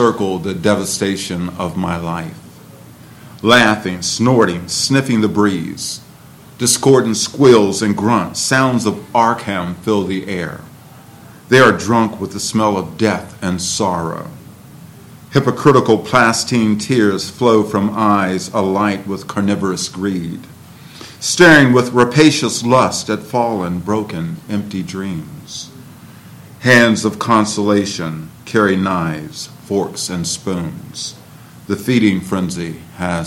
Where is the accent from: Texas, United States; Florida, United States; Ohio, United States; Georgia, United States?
Ohio, United States; Cleveland; now in Martinsburg, United States; Growing up in Cleveland